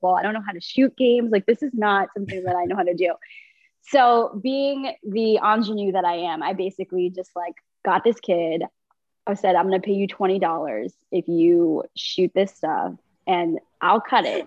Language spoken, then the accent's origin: English; Washington, District of Columbia, United States; moved away as an adult; also born or lived in Chicago / Huntsville, Alabama; I'm from DC